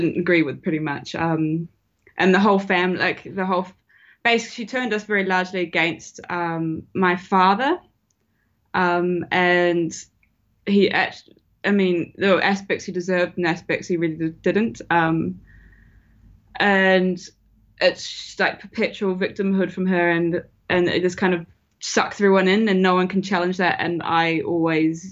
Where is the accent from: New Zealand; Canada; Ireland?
New Zealand; moved away; I'm from New Zealand originally.